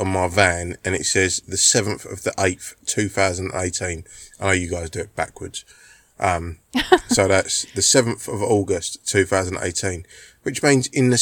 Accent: England, United Kingdom; being the English gentleman that I am

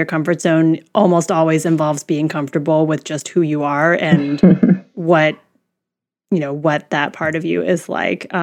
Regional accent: Midwest, United States; I grew up in the Midwest. There's not a lot of Asians here.

